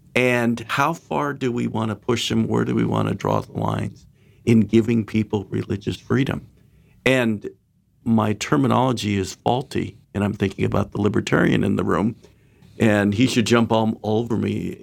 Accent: Orange County, California, United States; I grew up in Orange County, California

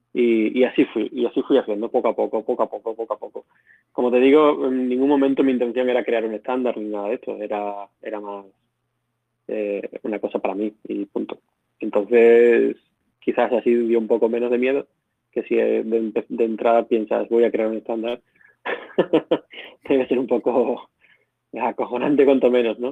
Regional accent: Badajoz, Extremadura, Spain; moved away as an adult; also born or lived in Barcelona; yo soy un ingeniero que nací, bueno, crecí en Badajoz

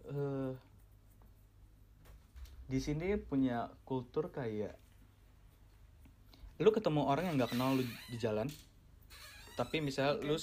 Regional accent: Indonesia; born there; gue Gua gua dilahirkan di Indonesia di mana uh, lingkungan dan uh, beberapa dari keluarga gue bilang kayak jangan deh lu lu jangan deh ke ke negara-negara barat.

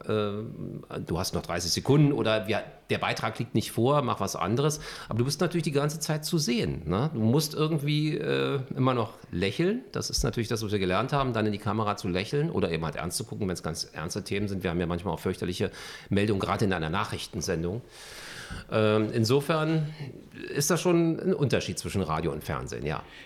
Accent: Berlin, Germany; Also Westend, äh, Charlottenburg ist natürlich so meine Heimat

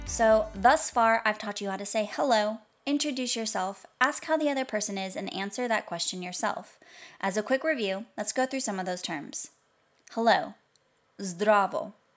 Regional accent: United States; American, since that's where I'm from

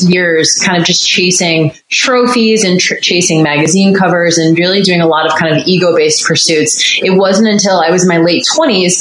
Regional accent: Boston, Massachusetts, United States; moved away as an adult; also born or lived in North Carolina; I grew up in Boston and actually went to North Carolina for school

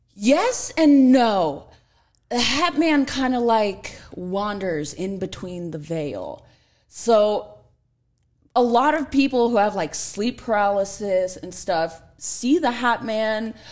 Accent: Los Angeles, California, United States; I grew up in North Hollywood

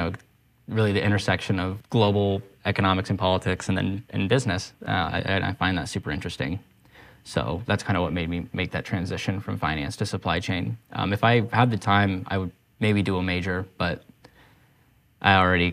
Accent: Durango, Colorado, United States; moved away as an adult; also born or lived in Denver, Colorado; now in Portland, United States; I'm from Durango, Colorado, which most people are like, where is that? And it's because it's a tiny town

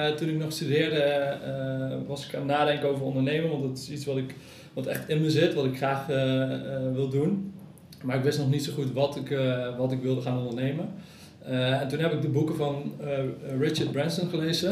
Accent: Nijmegen, Gelderland, Netherlands; now in Cuijk, Netherlands; Ik eh, woon in Kuik en ik kom uit Nijmegen

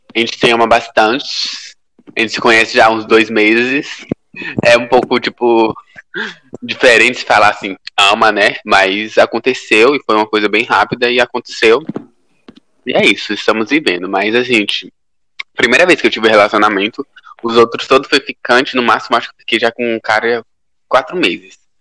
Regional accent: Piauí, Brazil; now in São Paulo, Brazil; eu tô morando em São Paulo, sou do Piauí, tô morando em São Paulo

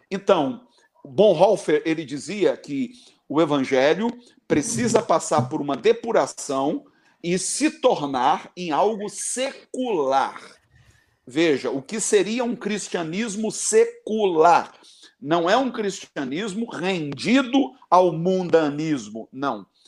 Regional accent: Barbacena, Minas Gerais, Brazil; Quando eu era criança, lá em Barbacena

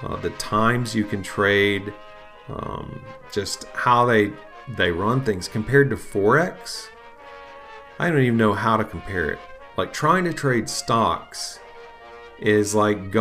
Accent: United States; also born or lived in Bible Belt, Southeastern United States; as an American

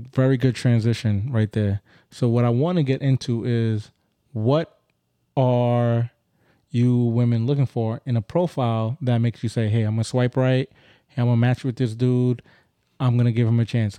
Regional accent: Grenada; I'm Grenadian.

